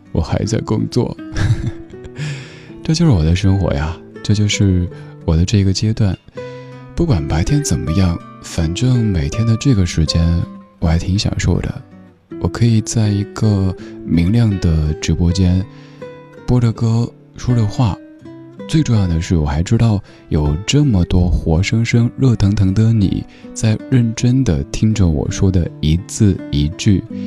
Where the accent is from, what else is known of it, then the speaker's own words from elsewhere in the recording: Chengdu, Sichuan, China; 在我家乡成都